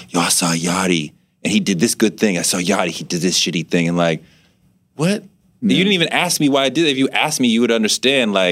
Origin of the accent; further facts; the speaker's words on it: United States; I mean, because I'm an American male, I don't cry at such things